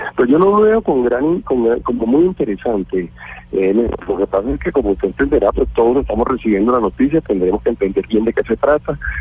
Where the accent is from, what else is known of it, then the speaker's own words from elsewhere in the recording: Colombia; nosotros de implementar como colombianos